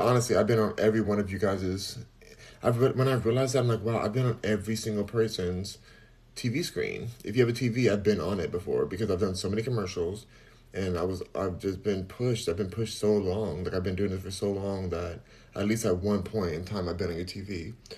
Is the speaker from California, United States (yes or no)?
yes; California, United States; I'm from California, so maybe that's the accent